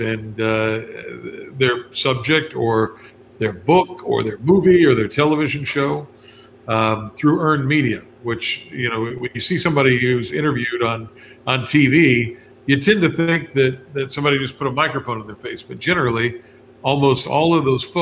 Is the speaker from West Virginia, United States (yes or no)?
yes; West Virginia, United States; moved away; back in West Virginia, my home state